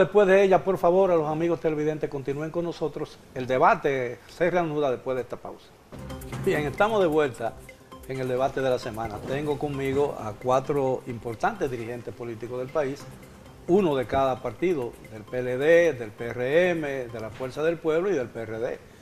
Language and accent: Spanish; Dominican Republic; cuántos realmente somos dominicanos